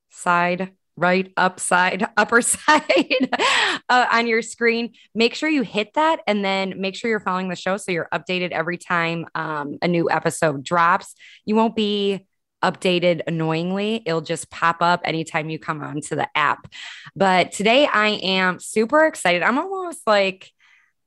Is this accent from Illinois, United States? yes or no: yes; Chicago, Illinois, United States; moved away as an adult; also born or lived in Columbus, Indiana / Greenwood, Indiana; So I'm from Chicago, but after Chicago, after growing up in like the Northwest suburbs of Illinois